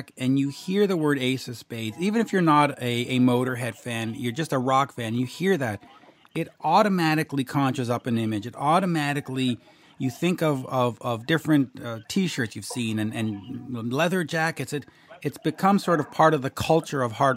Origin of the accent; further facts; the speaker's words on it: Canada; now in Montreal, Canada; As a Canadian in Montreal